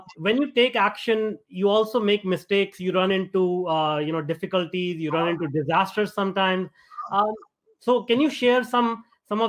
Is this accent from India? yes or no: yes; India; now in North America; I grew up in India and I migrated over to North America.